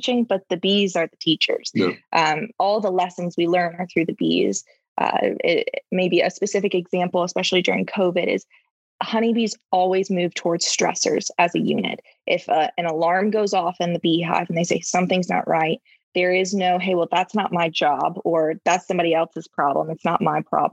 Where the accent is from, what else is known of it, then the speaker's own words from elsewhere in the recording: North Carolina, United States; moved away as an adult; now in Atlanta, United States; I'm a North Carolina girl. We didn't know if it would work when I moved out of my home state